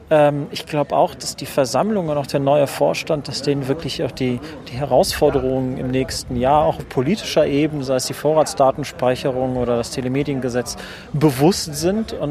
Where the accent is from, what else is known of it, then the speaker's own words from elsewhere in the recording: Neuss, North Rhine-Westphalia, Germany; Ich komme aus Neuss, das ist quasi sowas wie der Parkplatz von Düsseldorf.